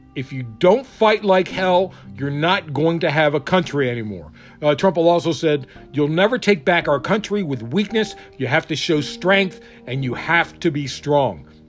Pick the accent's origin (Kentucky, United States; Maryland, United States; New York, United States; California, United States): Maryland, United States; I'm from Maryland